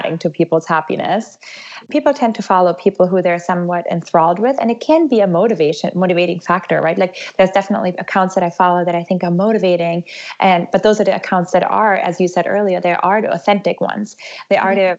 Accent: Germany; now in United States; I'm actually from Germany originally

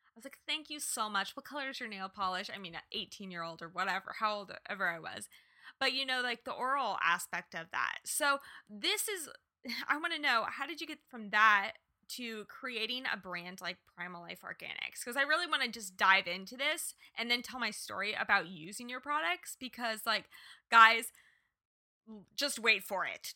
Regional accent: Kansas, United States; moved away; also born or lived in Los Angeles; I was born and raised in Kansas

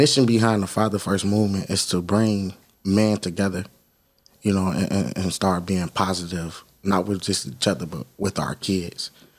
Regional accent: Detroit, Michigan, United States; I'm from the east side of Detroit in a neighborhood on 7 Mile and Hayes. And I went to school to Hammond Elementary, Hammond Middle, and then I went down the street to Denby High School.

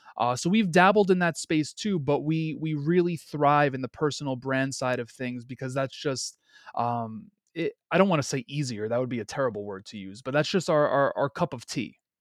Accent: New York City, New York, United States; I'm born and raised in Queens, New York

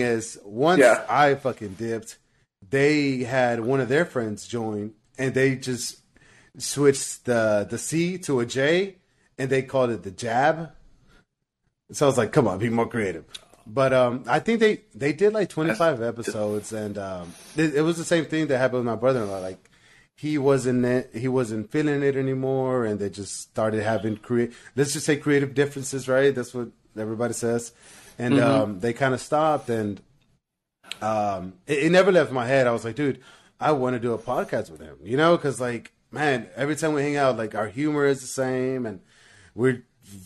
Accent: Hempstead, Texas, United States; also born or lived in San Marcos, Texas; now in Houston, United States; I'm from Hempstead. It's like this little country town that's like 45 minutes from here. But I lived in San Marcos for about 5 years

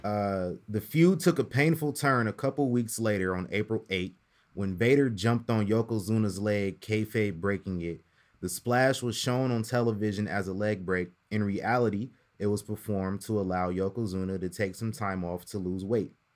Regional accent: Omaha, Nebraska, United States; my hometown, Omaha, Nebraska

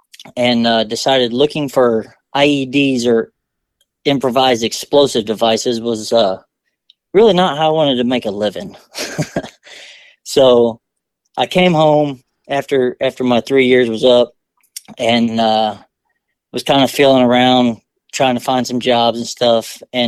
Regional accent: Vinita, Oklahoma, United States; also born or lived in Germany; I'm from Northeast Oklahoma, small town of Vinita. It's home of the world's largest glasshouse McDonald's.

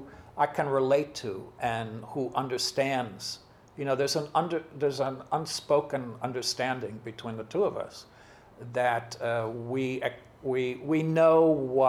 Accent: United States; English is a second language; also born or lived in Germany; I came to America with my mom and my stepdad when I was 5

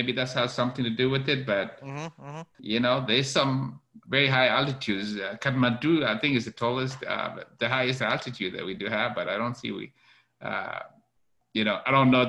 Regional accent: Kenya; moved away as an adult; also born or lived in Fort Worth, Texas, United States; now in United States; I was born and raised in Kenya, went to a high school there. And then I came to the US about 25 years ago on a track scholarship.

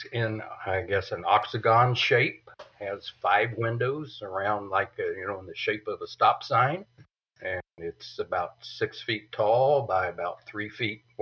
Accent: Winter Haven, Florida, United States; I came back to my hometown, which is Winter Haven, Florida

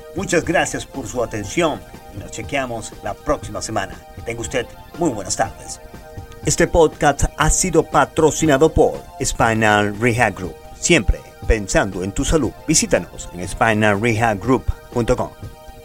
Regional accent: Maracaibo, Zulia, Venezuela; moved away; Yo nací y fui criado en Maracaibo, Venezuela

